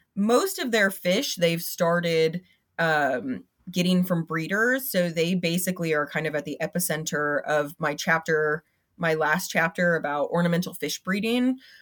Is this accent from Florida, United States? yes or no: yes; Florida, United States; I'm from Florida